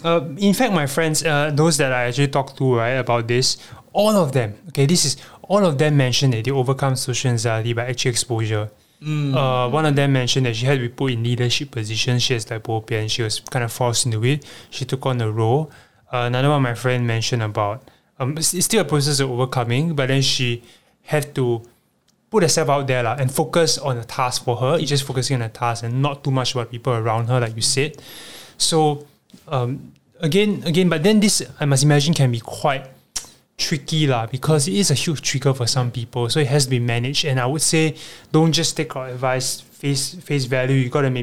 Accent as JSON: {"language": "English", "town": "Bikini", "country": "Marshall Islands", "said": "Papa, I mean, I was from Bikini as well, in case y'all don't know."}